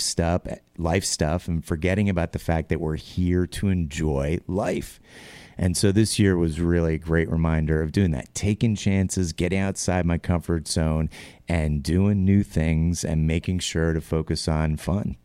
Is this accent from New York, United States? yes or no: yes; New York, United States; born and raised New Yorker